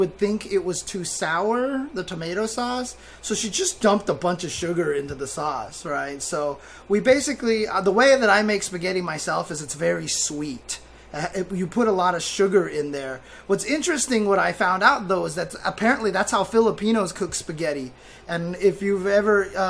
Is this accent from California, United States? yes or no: yes; Inland Empire, California, United States; born or raised there